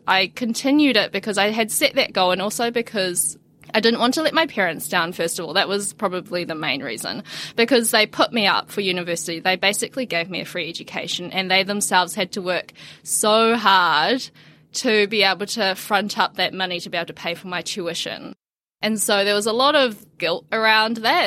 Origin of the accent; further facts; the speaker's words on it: New Zealand; also born or lived in China; I was born in China, raised in New Zealand